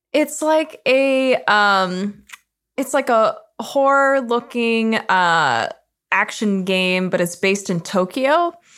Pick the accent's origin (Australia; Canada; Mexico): Canada; as a Canadian